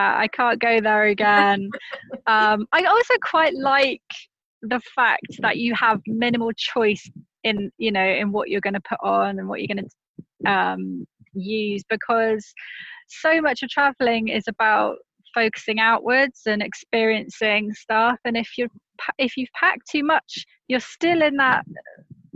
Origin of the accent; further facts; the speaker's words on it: United Kingdom; accent: British; as a Brit, we don't think we have an accent.